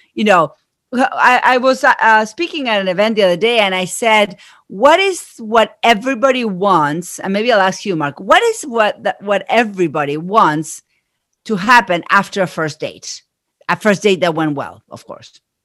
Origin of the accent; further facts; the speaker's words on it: Argentina; accent: Argentine; moved away; I am from Argentina. That's where my accent is from